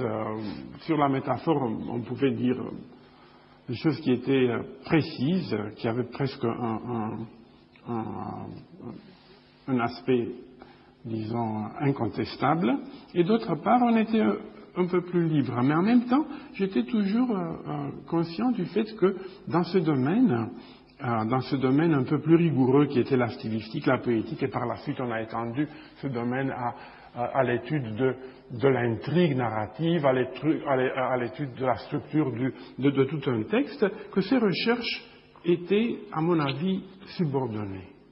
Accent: Bucharest, Romania; now in Chicago, United States; je suis né à Bucarest, en Roumanie, euh, il y a longtemps. Et euh, je vis aux États-Unis

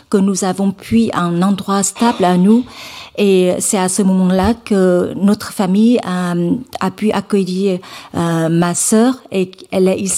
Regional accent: Hue, Thua Thien Hue, Vietnam; French is a second language; je, viens d'une famille euh, modeste dans le centre du Vietnam. Je viens de la ville de Hue.

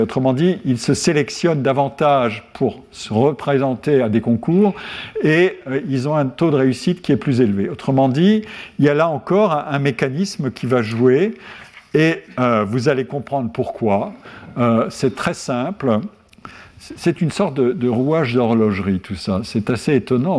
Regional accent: Lorraine, Grand Est, France; Lorraine, mon pays natal

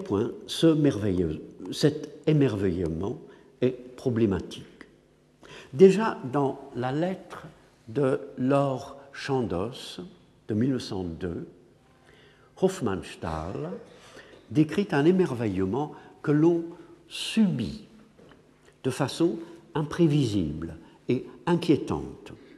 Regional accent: England, United Kingdom; French is a second language; moved away; je suis anglais

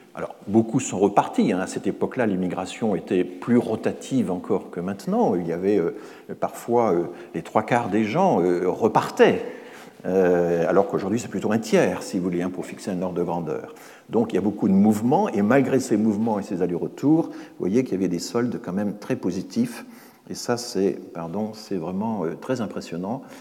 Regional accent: Alsace, Grand Est, France; je suis un Alsacien

